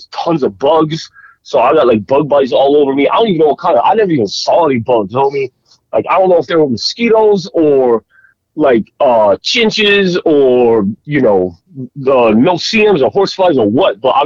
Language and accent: English; Florida, United States; I grew up in Florida